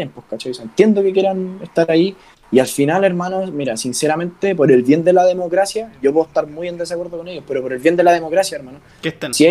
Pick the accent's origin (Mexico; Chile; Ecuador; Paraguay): Chile; Las Condes, Santiago Metropolitan Region; Yo soy de, de la Condes. De la Condes.